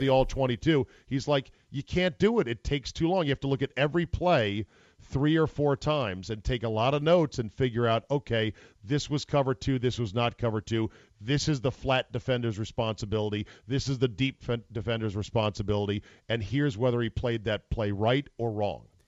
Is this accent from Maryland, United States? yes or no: no; Utica, New York, United States; I'm from Utica